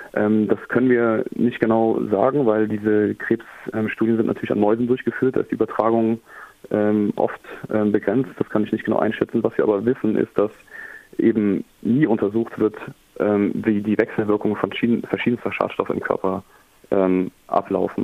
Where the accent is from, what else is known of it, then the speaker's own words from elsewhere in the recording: Germany; also born or lived in Ruhr area; wir als Deutsche